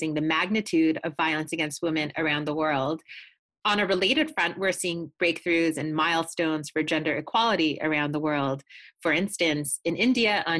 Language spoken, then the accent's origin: English; Canada; my home country of Canada